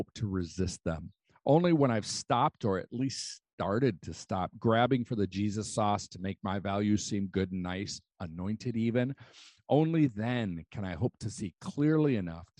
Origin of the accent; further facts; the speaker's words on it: United States; As an American, I've been steeped like tea in a value system of individualism, self-reliance, and the human right of happiness.